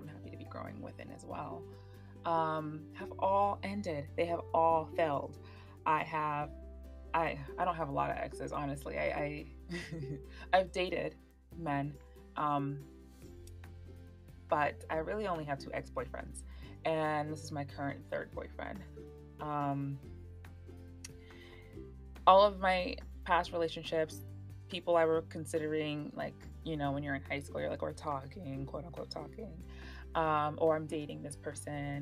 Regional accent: Miami, Florida, United States; I was born and raised in South Florida.

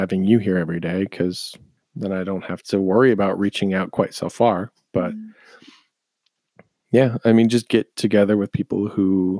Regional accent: Oshkosh, Wisconsin, United States; I grew up in Oshkosh originally. Mm-hmm. That's where I was born, where I was raised.

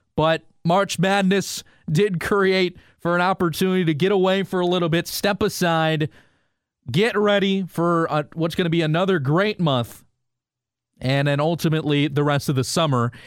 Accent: Chicago, Illinois, United States; growing up in the Chicago suburbs and Chicago being my home city

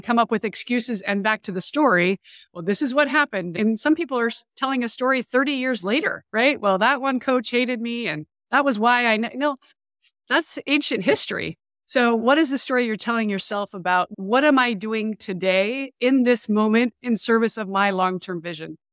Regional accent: Montana, United States; moved away as an adult; also born or lived in San Diego / Virginia / Europe; I grew up in Montana

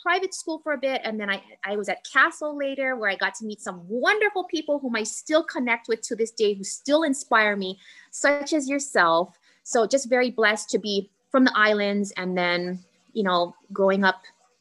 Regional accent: Kaneohe, Hawaii, United States; I grew up in Kaneohe, born and raised in Kaneohe.

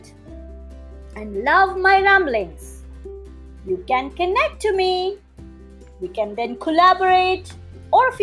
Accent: India; I'm not from the United States, I'm from India.

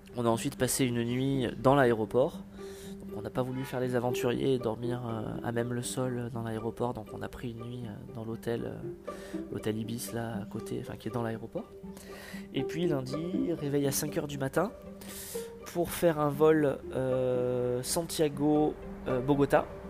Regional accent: France

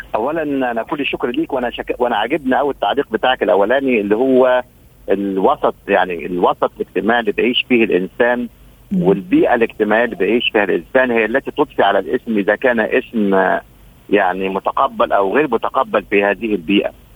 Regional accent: Upper Egypt, Egypt; احنا احنا عندنا في في الصعيد

